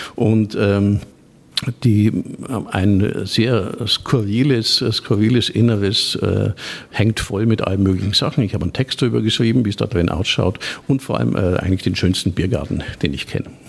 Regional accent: Sulzbach-Rosenberg, Bavaria, Germany; also born or lived in Nuremberg; ich komme aus Sulzbach-Rosenberg

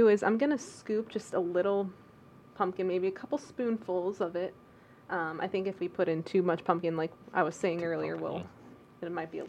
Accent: Downers Grove, Illinois, United States; moved away as an adult; also born or lived in Peoria, Illinois / Monmouth, Illinois; So home is, I'm from Downers Grove, Illinois, western suburb of Chicago. And I'm actually, I lived in Peoria for about a couple years

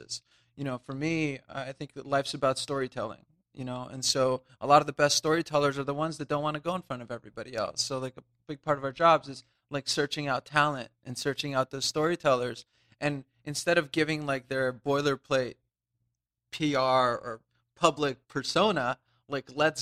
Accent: Los Angeles, California, United States; also born or lived in Russia / New York; our family immigrated, like a lot of families. We had like less than $100 and I grew up in LA in Orange County

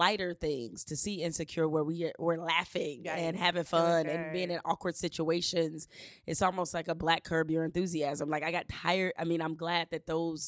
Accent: Detroit, Michigan, United States; I grew up in Detroit, inside of Detroit

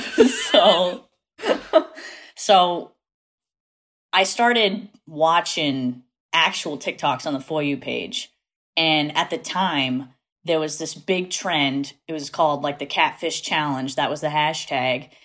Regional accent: New Bedford, Massachusetts, United States; accent: Massachusetts; I am from South Coast, Massachusetts, which is like New Bedford area

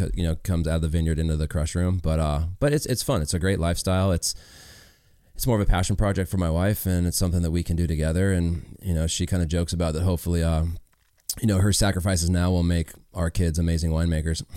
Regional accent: Las Vegas, Nevada, United States; I grew up in Vegas

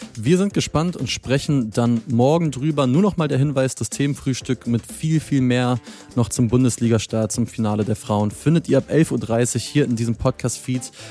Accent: Berlin, Germany; als Berliner

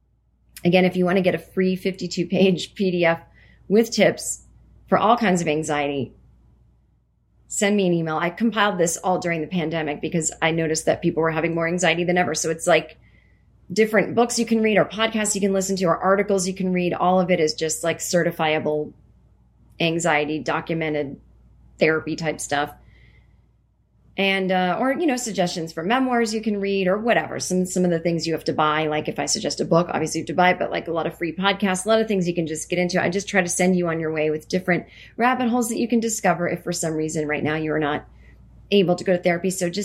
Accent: Vermont, United States; also born or lived in other state; I grew up in Vermont, so even though I lived in this other state for almost 6 years, running into celebrities still really not on my radar.

